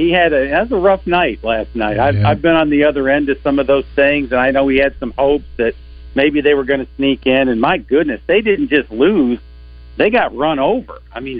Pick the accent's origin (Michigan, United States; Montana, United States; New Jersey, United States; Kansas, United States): Michigan, United States; Flint; the Flint, Michigan area, my hometown.